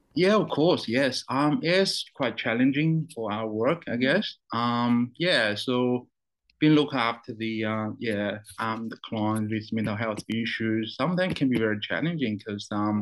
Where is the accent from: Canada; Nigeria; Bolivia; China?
China; also born or lived in New Zealand; now in Brisbane, Australia; I was born in China. Um, I went to New Zealand back in 2002